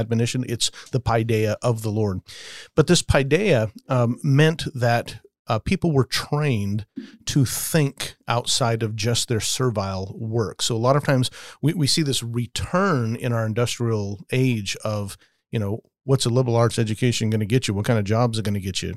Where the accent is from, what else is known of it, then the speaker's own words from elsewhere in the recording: Las Vegas, Nevada, United States; I grew up in Vegas